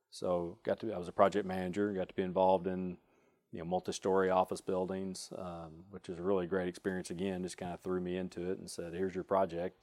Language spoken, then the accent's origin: English; Springdale, Arkansas, United States; I grew up in Springdale